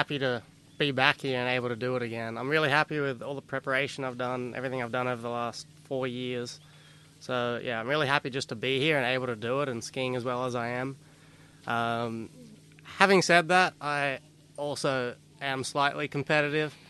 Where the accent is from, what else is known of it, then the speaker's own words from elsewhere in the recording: Australia; accent: Australian; now in United States; I'm Australian